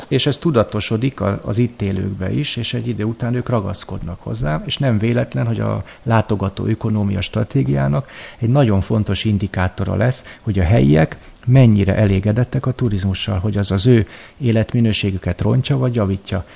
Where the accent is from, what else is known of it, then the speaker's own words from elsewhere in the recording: Hungary; now in Vienna, Austria; magyarként Bécsbe élve